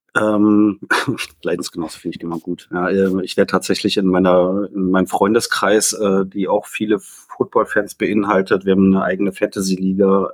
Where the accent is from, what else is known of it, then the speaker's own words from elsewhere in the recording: Berlin, Germany; ich komme aus Berlin